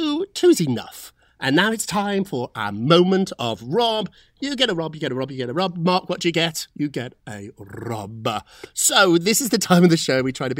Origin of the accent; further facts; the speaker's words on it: United Kingdom; I'm British